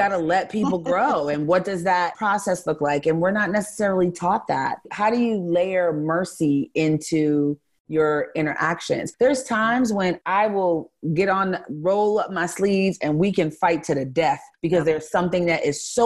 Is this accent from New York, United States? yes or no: yes; New York City, New York, United States; also born or lived in Los Angeles / Miami; now in Houston, United States; I grew up in New York City and I live in Houston, Texas